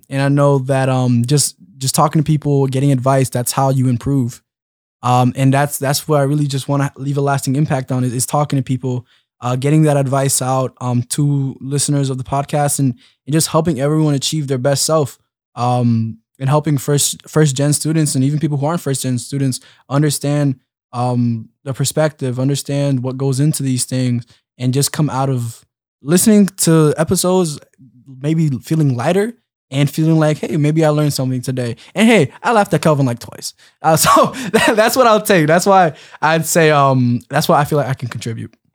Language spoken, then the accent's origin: English; Philadelphia, Pennsylvania, United States; I'm from Philly